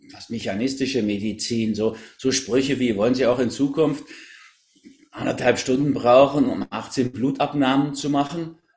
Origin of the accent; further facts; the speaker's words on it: Berlin, Germany; also born or lived in Hamburg; Ich bin so eine Mischung aus Berlin und Hamburg, in Berlin geboren.